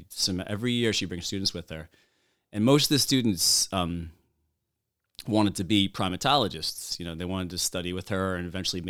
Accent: Kings Park, New York, United States; also born or lived in Madagascar; now in Oyster Bay, United States; I'm a Long Islander. I grew up in Kings Park.

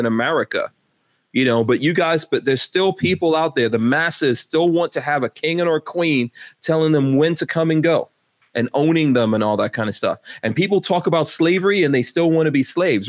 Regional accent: New York City, New York, United States; moved away; I grew up in New York City

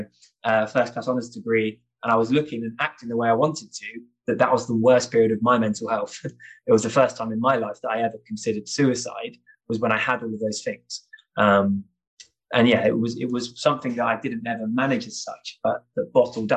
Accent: St Ives, South West England, United Kingdom; moved away as an adult; growing up in St. Ives in Cornwall

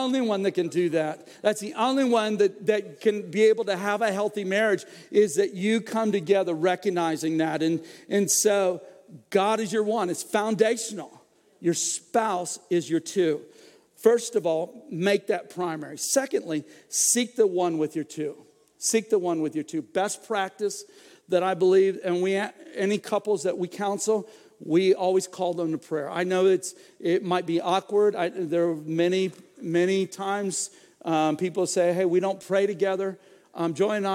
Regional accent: Florida, United States; I grew up in Florida

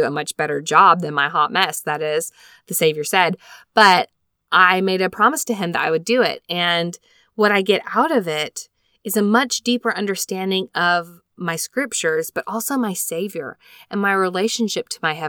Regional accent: Elk Ridge, Utah, United States; now in Springville, United States; I grew up in Elk Ridge, Utah, and we currently call Springville, Utah home.

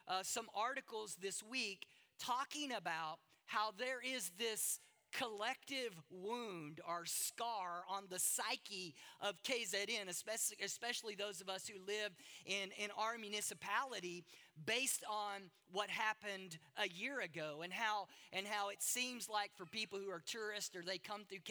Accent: the South, United States; moved away; I grew up in the South, in the United States, hunting was a part of our culture

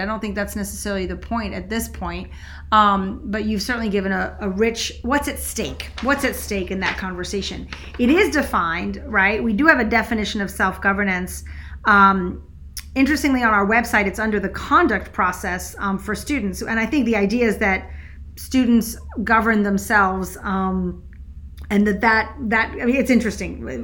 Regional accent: Switzerland; moved away; I grew up in Switzerland

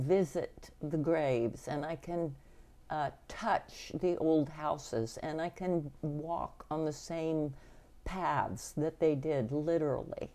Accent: Sedgwick County and Reno County, Kansas, United States; the family on both my mother and my father's side that were uh, in Sedgwick County and Reno County

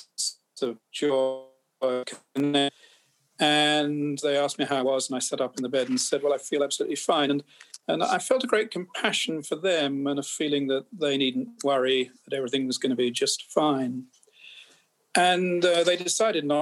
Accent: England, United Kingdom; I'm an English physician.

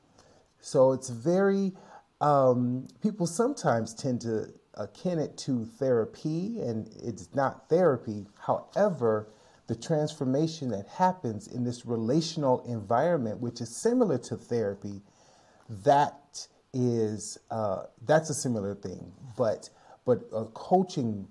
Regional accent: Chicago, Illinois, United States; moved away as an adult; now in San Francisco Bay Area, United States; Longtime resident of the San Francisco Bay Area, although I'm originally from Chicago, Illinois

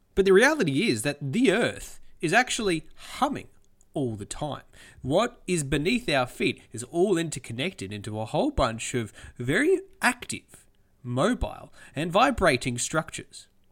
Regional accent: Australia; As an Australian

